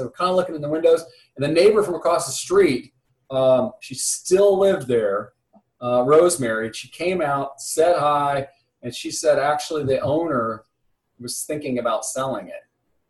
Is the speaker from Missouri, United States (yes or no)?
yes; Ballwin, Missouri, United States; also born or lived in Shrewsbury, Missouri; I was born in Baldwin. Well, actually, no, that's not true. I grew up in Baldwin. I was really born in Shrewsbury.